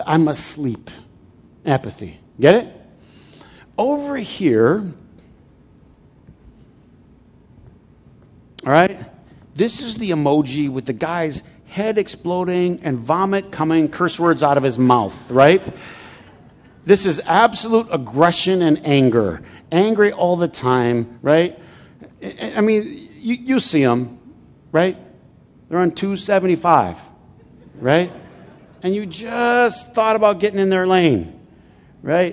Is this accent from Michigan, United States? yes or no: yes; Flint, Michigan, United States; I grew up in Flint.